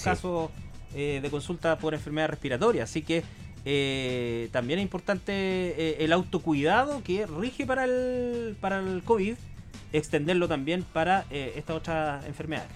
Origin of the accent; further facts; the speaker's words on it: Chillán, Ñuble, Chile; yo hace 30 años salí del Colegio Concepción